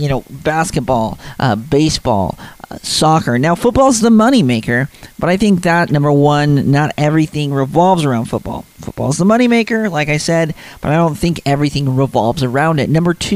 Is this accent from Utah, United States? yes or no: yes; Utah, United States; growing up in Utah